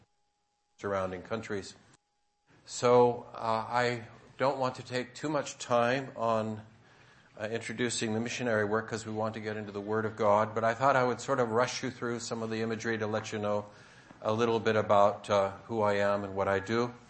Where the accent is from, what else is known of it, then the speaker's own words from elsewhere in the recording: San Francisco Bay Area, California, United States; also born or lived in Turkey; I'm from the San Francisco Bay Area